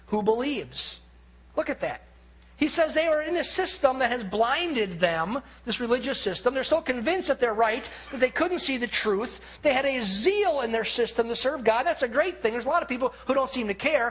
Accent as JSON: {"language": "English", "country": "United States", "said": "as an American"}